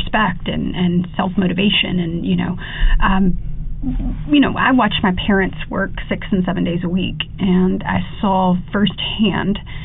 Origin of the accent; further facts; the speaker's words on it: Coffee County, Alabama, United States; I'm obviously from Coffee County